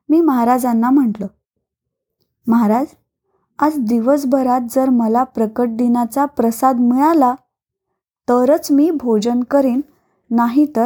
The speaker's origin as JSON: {"language": "Marathi", "town": "Naigaon", "region": "Maharashtra", "country": "India", "tie": "born or raised there", "said": "माझं माहेर म्हणजे नायगाव उस्मानाबाद जिल्ह्यातील अगदी लहान गाव"}